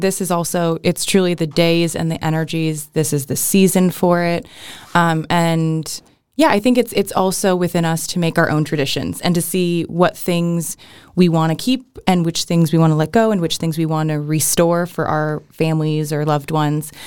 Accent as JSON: {"language": "English", "area": "Riverside County", "region": "Southern California", "country": "United States", "tie": "born or raised there", "said": "I grew up in California, which is Southern California in the San Bernardino County, um, or sorry, Riverside County"}